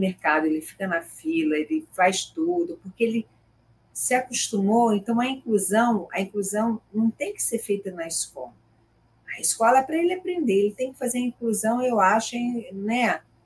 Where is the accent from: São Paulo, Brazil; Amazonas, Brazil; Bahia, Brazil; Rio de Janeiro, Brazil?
Rio de Janeiro, Brazil; interior of Rio de Janeiro state, Brazil; now in Rio de Janeiro, Brazil; minha família é do interior, eu sou do interior do estado do Rio